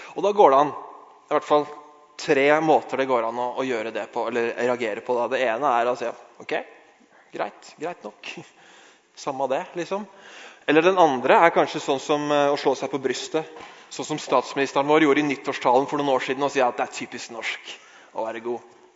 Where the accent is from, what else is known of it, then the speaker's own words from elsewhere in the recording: Norway; vi er fra Norge